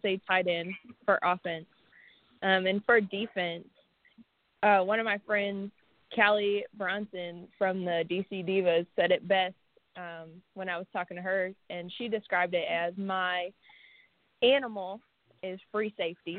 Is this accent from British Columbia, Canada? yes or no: no; Windsor, Ontario, Canada; moved away as an adult; now in Texas, United States; Windsor, Ontario, Canada, which is border city to Detroit